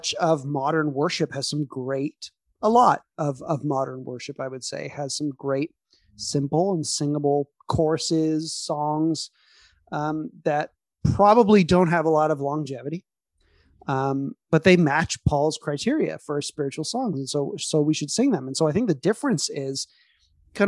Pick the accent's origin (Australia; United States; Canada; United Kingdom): Canada; we're too Canadian